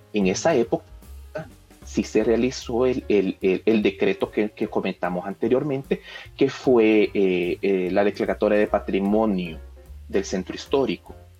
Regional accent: San Salvador, El Salvador; lo que en realidad somos como capitalinos, lo que en realidad somos como salvadoreños

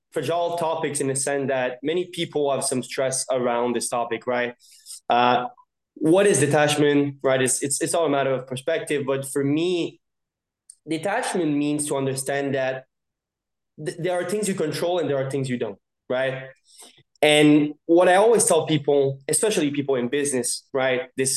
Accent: Montreal, Quebec, Canada; born and raised in Montreal

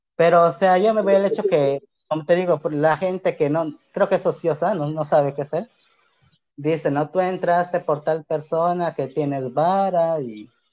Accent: Pucallpa, Ucayali, Peru; Yo soy de Pucalpa.

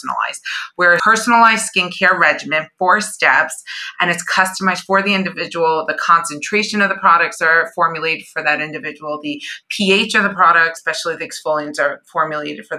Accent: Iran; moved away; I was born in Iran

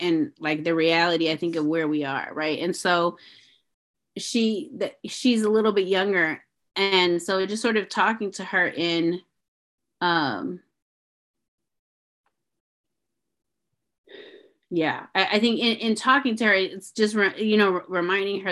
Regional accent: St. Louis, Missouri, United States; I grew up in St. Louis

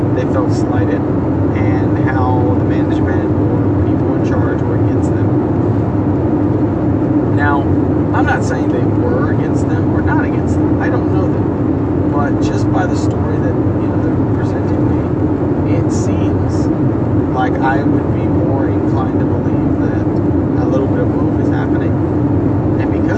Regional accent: El Campo, Texas, United States; my hometown of El Campo

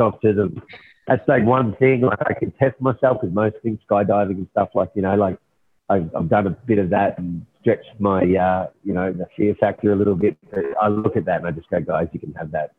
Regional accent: Cairns, Queensland, Australia; now in Melbourne, Australia; I grew up in Cairns, far north Queensland

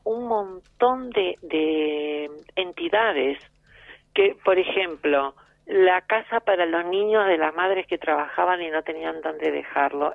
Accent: near Los Toldos, Buenos Aires Province, Argentina; muy cerquita de donde nací yo, en Los Toldos

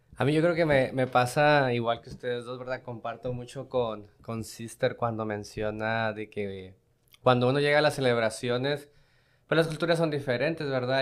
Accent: Mexico; now in United States; yo vengo de México, México-americana

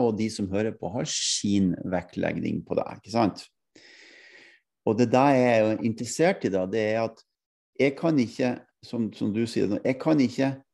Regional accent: Norway; jeg kommer fra Norge, jeg kommer ikke fra Sverige

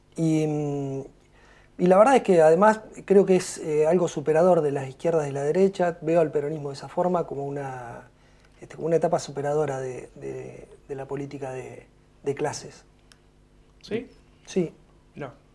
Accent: Punta Alta, Buenos Aires Province, Argentina; moved away as an adult; now in Bahía Blanca, Argentina; nací en Punta Alta

